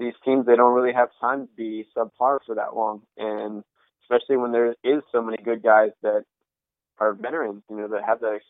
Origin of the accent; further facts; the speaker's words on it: West Coast, United States; I'm from the West Coast